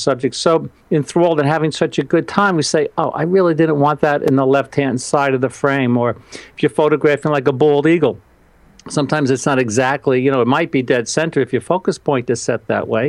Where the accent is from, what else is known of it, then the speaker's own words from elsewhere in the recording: New York, United States; I'm from New York